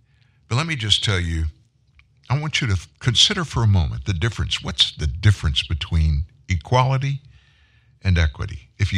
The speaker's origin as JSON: {"language": "English", "region": "the South", "country": "United States", "said": "I'm from the South. I live in the South."}